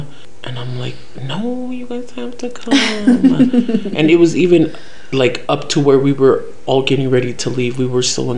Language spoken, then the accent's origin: English; Utah, United States; I was born and raised here in Utah.